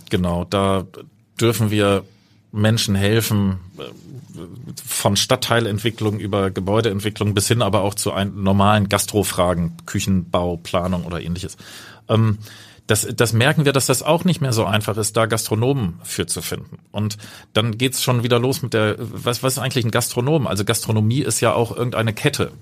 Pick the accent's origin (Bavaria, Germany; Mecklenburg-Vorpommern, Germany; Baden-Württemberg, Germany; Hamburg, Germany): Hamburg, Germany; also born or lived in Cape Town, South Africa; Meine Heimat ist natürlich Hamburg, wird es auch immer bleiben.